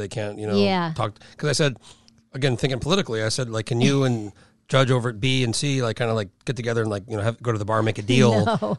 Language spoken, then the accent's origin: English; New Mexico, United States; moved away; I grew up in New Mexico, but we went back all the time to Chicago.